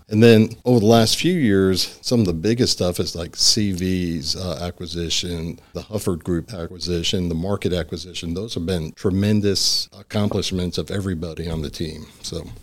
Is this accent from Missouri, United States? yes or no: no; Long Island, New York, United States; moved away as an adult; also born or lived in Brooklyn / Pennsylvania / Austin, Texas / Dallas, Texas; now in Springdale, United States; I actually was born in Brooklyn, but when we were little, they wanted to move out to the country, and so they moved out about an hour outside New York City, and I grew up on Long Island